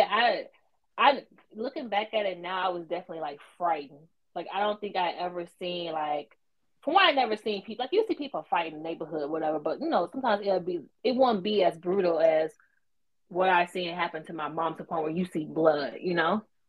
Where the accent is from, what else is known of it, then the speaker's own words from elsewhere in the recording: the South, United States; I'm from the South too